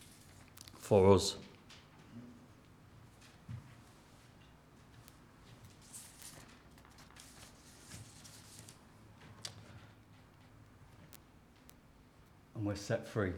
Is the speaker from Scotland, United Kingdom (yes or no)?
no; Lancashire, North West England, United Kingdom; accent: Lancashire; in my Lancashire Greek accent